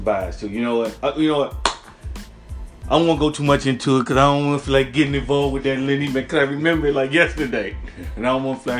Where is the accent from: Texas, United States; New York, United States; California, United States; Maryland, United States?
Maryland, United States; as a kid growing up in the Maryland area, during that 1982, 3, 4, 5, 6 era